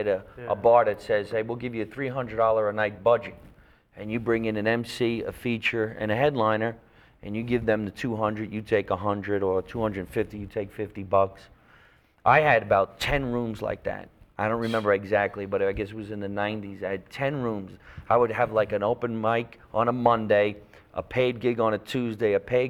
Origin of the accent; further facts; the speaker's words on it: United States; also born or lived in New Jersey; I grew up in New York and New Jersey